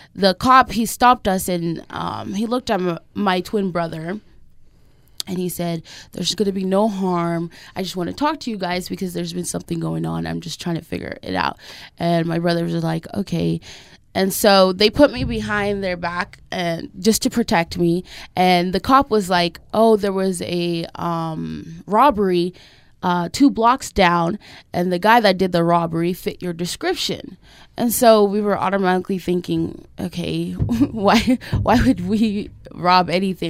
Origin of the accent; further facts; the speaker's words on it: Millcreek, Utah, United States; I grew up in a great neighborhood. I grew up in Mill Creek